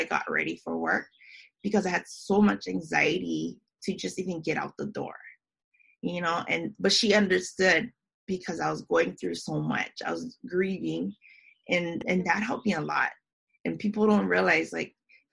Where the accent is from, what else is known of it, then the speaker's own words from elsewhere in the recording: Hawaii, United States; moved away; also born or lived in Japan; I'm from Hawaii, but I moved here back in 2009.